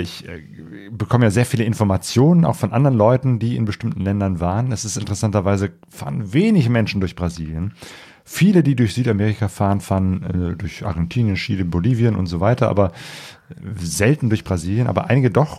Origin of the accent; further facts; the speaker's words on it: Germany; Als Deutscher